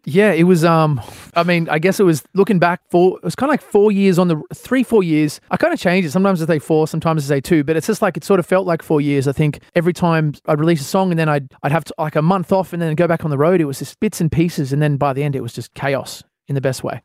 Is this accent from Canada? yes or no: no; Australia; as an Australian artist